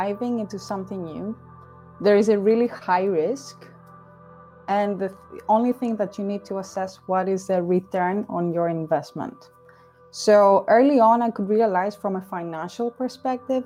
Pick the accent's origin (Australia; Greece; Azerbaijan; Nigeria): Greece; Athens, Attica; moved away as an adult; also born or lived in Dublin, Ireland; now in Amsterdam, Netherlands; I was born and raised in Greece, in Athens specifically.